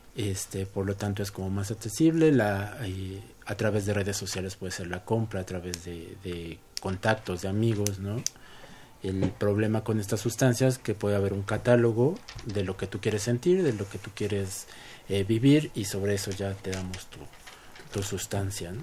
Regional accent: Mexico

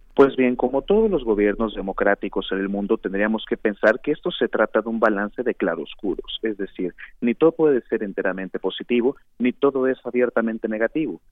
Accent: Mexico; nuestra soberanía como Estado mexicano

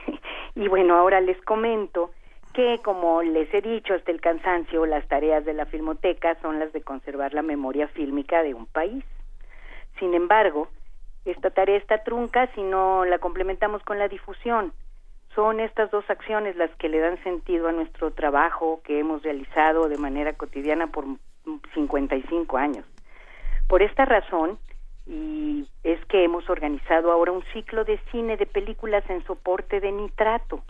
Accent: Mexico; nosotros como mexicanos

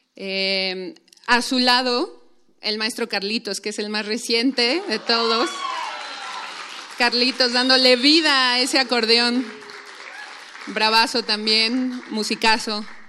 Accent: Mexico City, Mexico; nosotros somos em, de la Ciudad de México

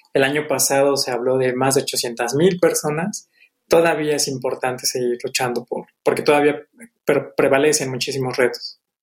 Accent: Mexico; como la nuestra, como la mexicana

